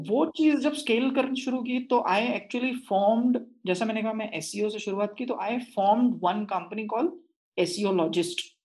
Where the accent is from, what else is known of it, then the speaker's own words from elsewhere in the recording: Nagpur, Maharashtra, India; I was born and brought up in Nagpur